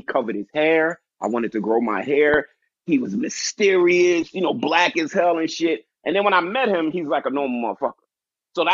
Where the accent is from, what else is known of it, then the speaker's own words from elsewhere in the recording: New York City, New York, United States; now in Philadelphia, United States; I'm a New Yorker